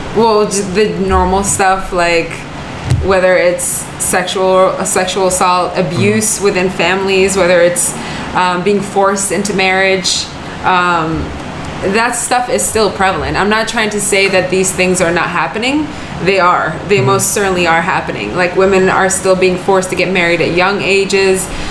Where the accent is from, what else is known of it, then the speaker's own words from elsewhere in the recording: West Bank, Palestine; moved away; I'm from the West Bank